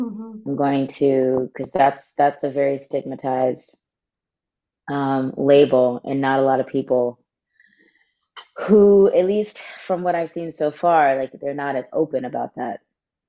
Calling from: Los Angeles, California, United States; I'm calling in from the stolen lands of the Tongva people, also known as Los Angeles.

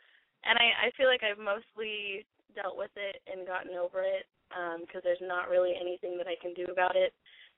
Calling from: Portland, Oregon, United States; I'm calling from Portland. I'm a month and 5 days shy of 18.

